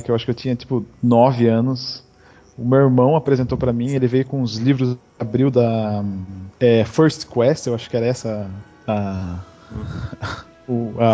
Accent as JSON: {"language": "Portuguese", "region": "São Paulo", "country": "Brazil", "said": "sou de São Paulo."}